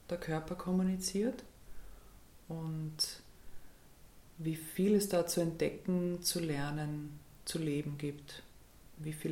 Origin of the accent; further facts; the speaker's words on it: Graz, Styria, Austria; Ja, ich bin geboren in Graz, ähm, bin auch dort aufgewachsen, zur Schule gegangen.